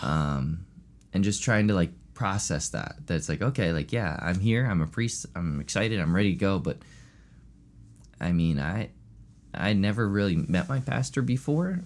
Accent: Chester County, Pennsylvania, United States; also born or lived in Honey Brook, Pennsylvania; I grew up in Chester County my whole life. Um, and grew up here

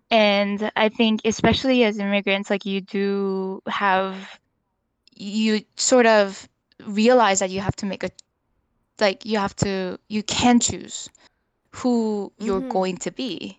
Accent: North Vancouver, British Columbia, Canada; What I found interesting about, I think, growing up in North Van is like I think you know North Van, like there's a lot of professionals there.

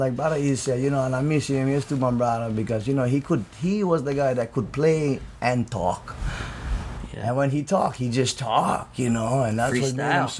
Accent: Hawaii, United States; But that's part of being Hawaiian, bro.

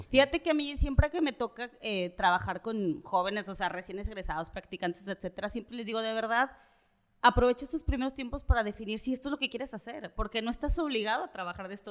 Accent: Mexico City, Mexico; moved away as an adult; also born or lived in Nuevo León; now in Monterrey, Mexico; yo soy chilanga, nací en la Ciudad de México

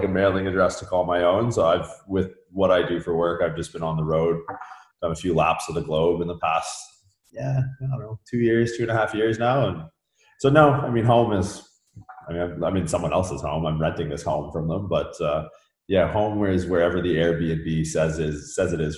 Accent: Canada; moved away as an adult; also born or lived in California; I'm from Canada originally

